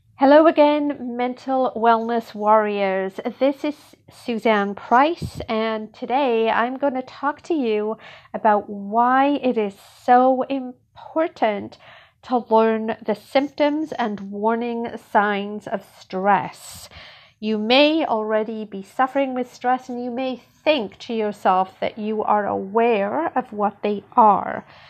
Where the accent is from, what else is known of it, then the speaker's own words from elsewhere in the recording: United Kingdom; moved away as an adult; now in Canada; I grew up in Britain